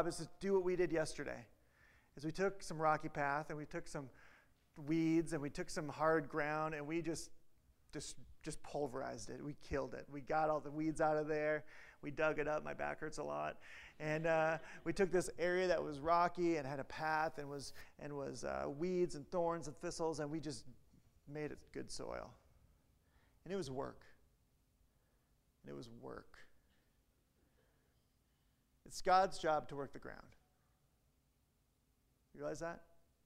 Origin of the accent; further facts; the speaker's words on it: Midwest, United States; I'm from the Midwest, Christianity that we grew up